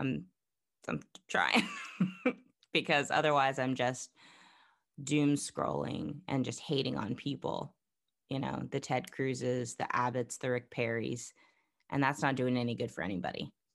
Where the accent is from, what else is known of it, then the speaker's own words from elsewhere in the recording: Florida, United States; now in Texas, United States; Growing up in Florida, going through lots of hurricanes